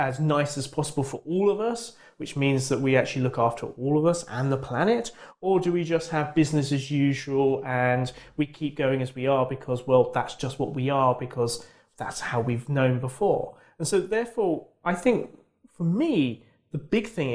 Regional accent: United Kingdom; as a Brit

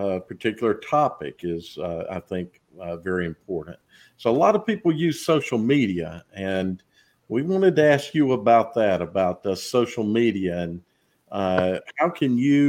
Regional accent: Charlotte, North Carolina, United States; I grew up in Charlotte, and I attended Charlotte-Mecklenburg schools

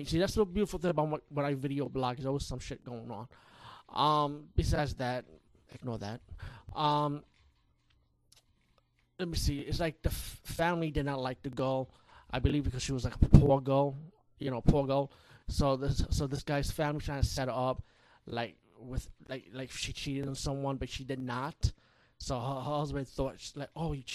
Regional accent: India; being Indian myself

